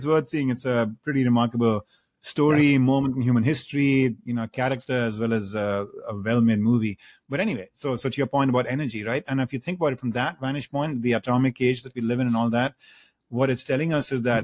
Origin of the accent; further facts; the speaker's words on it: India; moved away as an adult; now in United States; I grew up in India and then I moved to the United States to go to, you know, graduate school and have stayed here over the last 3 odd decades